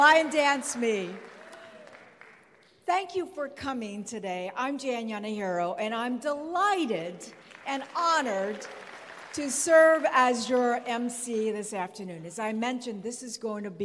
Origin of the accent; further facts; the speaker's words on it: Hawaii, United States; I'm from Hawaii, and in Hawaii we say that rain is a blessing from the gods